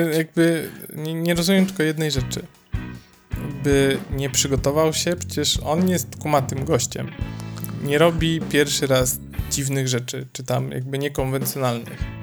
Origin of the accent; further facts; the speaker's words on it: Poland; Jestem z Polski